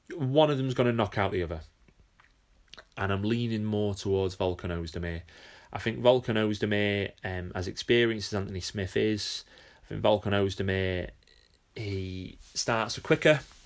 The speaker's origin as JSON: {"language": "English", "country": "United Kingdom", "said": "being a Brit myself"}